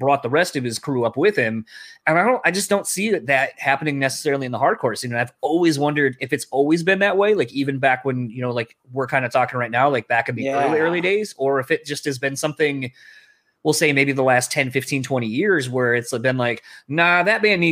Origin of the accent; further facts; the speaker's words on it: Delaware, United States; moved away; I grew up in Delaware